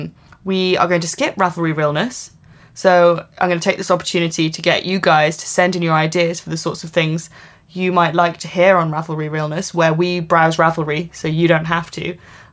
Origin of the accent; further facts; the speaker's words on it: United Kingdom; I mean, we're British.